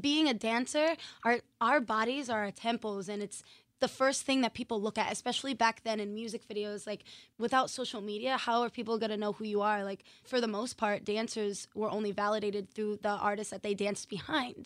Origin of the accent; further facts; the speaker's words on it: Massachusetts, United States; moved away as an adult; now in Los Angeles, United States; I'm originally from Massachusetts